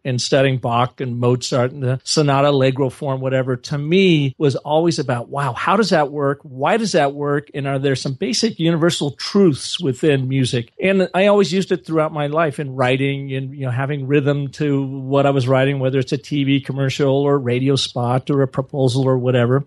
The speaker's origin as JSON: {"language": "English", "town": "Seattle", "region": "Washington", "country": "United States", "tie": "born or raised there", "said": "I grew up in Seattle, Washington area, the you know, northwest portion of the United States"}